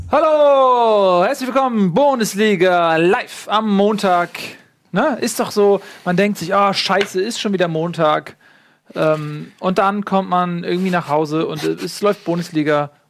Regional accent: Cologne, North Rhine-Westphalia, Germany; da würde ich mich als Kölner aber äh, doppelt drüber ärgern

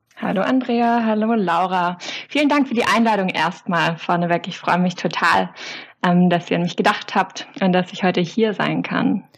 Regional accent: Swabian Jura, Baden-Württemberg, Germany; now in Tübingen, Germany; bin aufgewachsen auf der Schwäbischen Alb

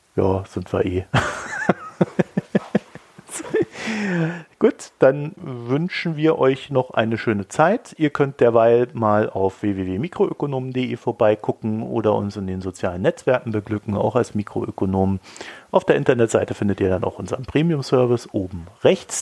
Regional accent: Weinheim, Baden-Württemberg, Germany; als ich jung war, bin ich ja in Weinheim aufgewachsen.

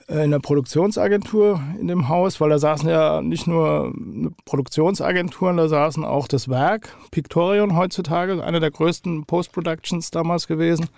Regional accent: Hattersheim am Main, Hesse, Germany; also born or lived in Hofheim am Taunus; ich bin äh, aus Hattersheim-Okriftel

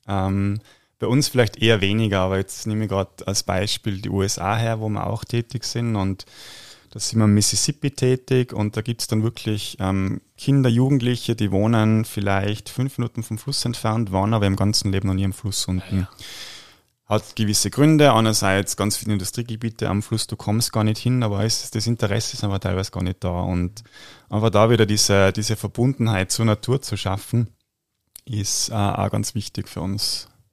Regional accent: Tyrol, Austria; bei uns in Tirol

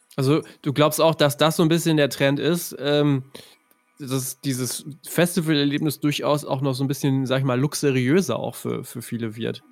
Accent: near Ostwestfalen-Lippe, North Rhine-Westphalia, Germany; ich komme ja aus der Nähe von OWL

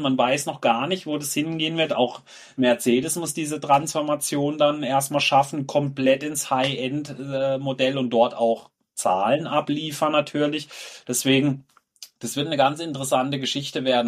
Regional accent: Germany; bei uns in Deutschland

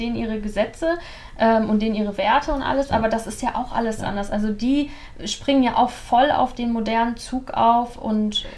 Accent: near Cologne, North Rhine-Westphalia, Germany; moved away as an adult; now in Dubai, United Arab Emirates; ich bin ja auch in der Nähe von Köln aufgewachsen

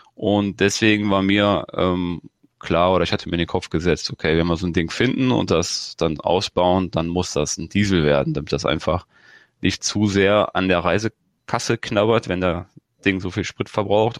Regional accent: Germany; ich komme ja aus dem Grenzgebiet zu Holland, und selbst da war es halt früher so, dass wenn du rübergefahren bist als Kind

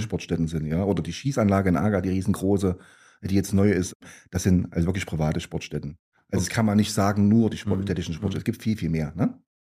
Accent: Gera, Thuringia, Germany; also born or lived in Großenstein; Also ich bin ein gebürtiger Gera. Ich bin also hier in Gera entstanden

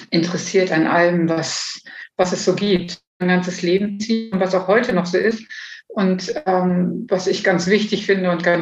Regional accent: Bad Pyrmont, Lower Saxony, Germany; born there; Also ähm, geboren wurde ich in Bad Pyrmont und ähm, war schon immer jemand, ich würde jetzt sagen mal Nestflüchter.

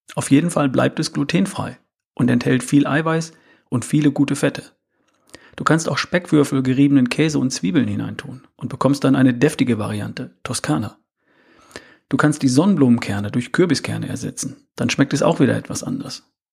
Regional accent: North Rhine-Westphalia, Germany; Ich bin in Ostwestfalen aufgewachsen.

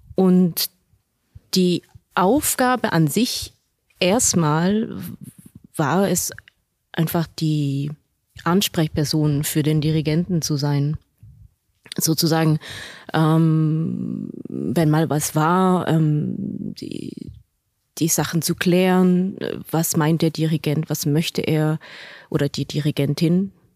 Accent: Switzerland; moved away as an adult; also born or lived in Basel / Berlin; now in Munich, Germany; aus dieser beschaulichen Schweiz. Also das ist ja natürlich meine Heimat

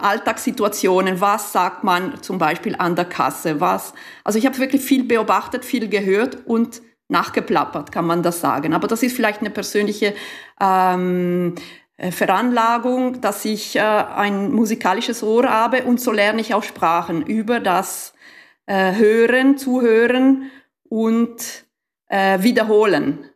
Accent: Mendrisiotto, Ticino, Switzerland; German is a second language; moved away as an adult; also born or lived in Basel / Fribourg; Also ich komme aus dem ganzen, aus dem Süden, aus dem Mendrisiotto und da ist wirklich rein italienischsprachig

